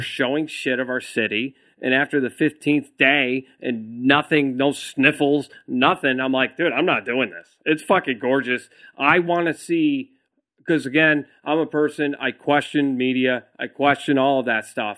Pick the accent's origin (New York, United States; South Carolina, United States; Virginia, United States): New York, United States; now in Austin, United States; a New Yorker